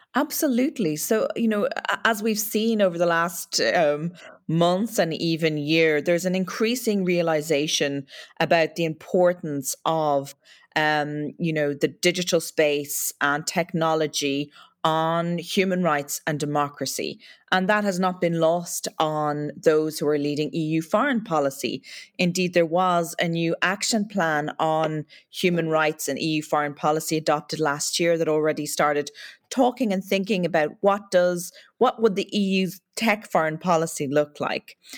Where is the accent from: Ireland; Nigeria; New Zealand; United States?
Ireland; accent: Irish lilt; As your listeners can probably tell from the Lilton, my accent, I come from uh, Ireland